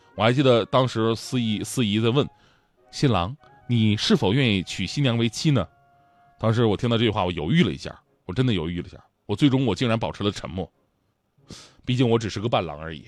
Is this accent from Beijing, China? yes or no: no; Changchun, Jilin, China; 就在我们老家长春